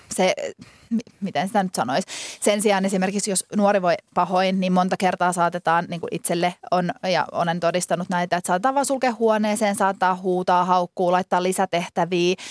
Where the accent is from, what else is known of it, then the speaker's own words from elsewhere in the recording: Finland; moved away; tulin takaisin Suomeen